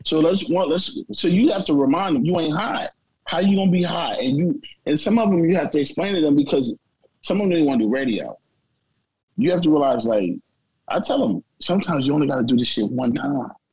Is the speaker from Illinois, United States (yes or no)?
yes; East St. Louis, Illinois, United States; moved away; also born or lived in Nashville; I'm not from Nashville. I'm you know I'm from East St. Louis.